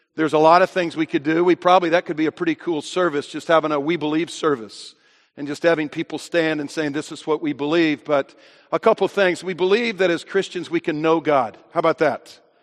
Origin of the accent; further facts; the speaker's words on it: United States; I am an American